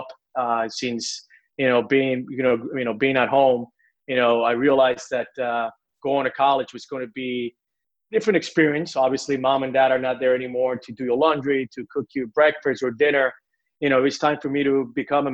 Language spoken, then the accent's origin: English; Puerto Rico; moved away as an adult; also born or lived in Mobile, Alabama; I was born and raised in Puerto Rico, and like every Puerto Rican kid